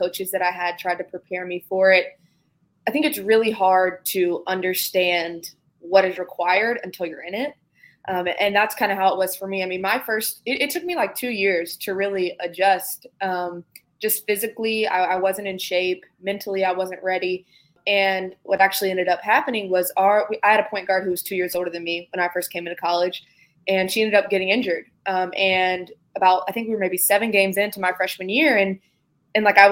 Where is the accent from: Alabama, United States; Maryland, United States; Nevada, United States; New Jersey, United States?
Alabama, United States; Birmingham; I'm from Birmingham, which is about 45 minutes away from Tuscaloosa